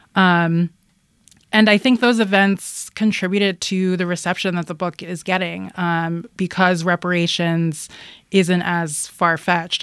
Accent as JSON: {"language": "English", "town": "Philadelphia", "region": "Pennsylvania", "country": "United States", "tie": "born or raised there", "said": "I grew up in Philadelphia"}